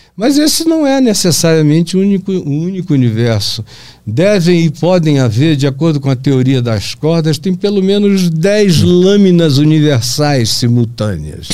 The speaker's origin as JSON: {"language": "Portuguese", "region": "Pará", "country": "Brazil", "also_born_or_lived": "Manaus, Amazonas", "moved": "yes", "said": "na minha terra, lá no Pará"}